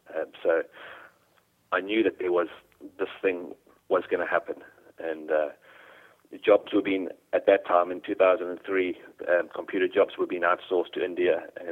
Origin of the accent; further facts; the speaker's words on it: Durban, KwaZulu-Natal, South Africa; moved away as an adult; now in United Kingdom; No, I'm South African, which is why I sound a bit strange. But okay. I was born in Durban in South Africa. And yeah, so I had all my schooling over there.